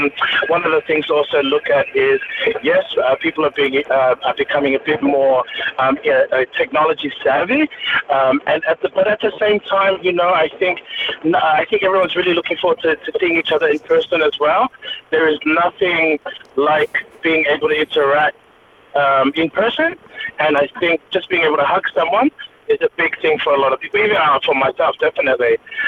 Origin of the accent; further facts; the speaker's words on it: Samoa; also born or lived in Auckland, New Zealand; now in Australia; So I'm a New Zealand born Samoan, raised in Samoa, but now living in Australia. So I was born in Auckland, New Zealand, raised a little bit in New Zealand, then Australia, and then my early 20s spent that in Samoa